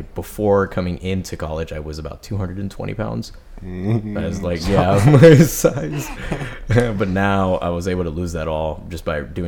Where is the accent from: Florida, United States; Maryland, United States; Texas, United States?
Texas, United States; Kingsville; also born or lived in Corpus Christi, Texas; I've been born in Corpus, but raised in Kingsville.